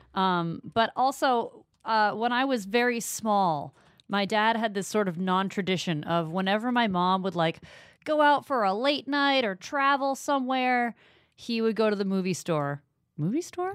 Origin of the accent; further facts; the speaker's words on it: Maine, United States; I'm from Maine